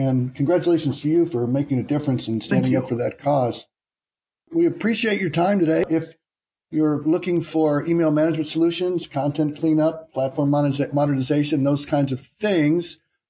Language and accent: English; Iowa, United States; also born or lived in Denver, Colorado / Cedar Falls, Iowa; Iowa, which is my home state. Cedar Rapids is not far from where I went to college in Cedar Falls.